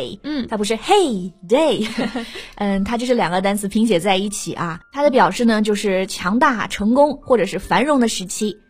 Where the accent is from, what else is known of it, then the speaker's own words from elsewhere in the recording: Hunan, China; 我们湖南人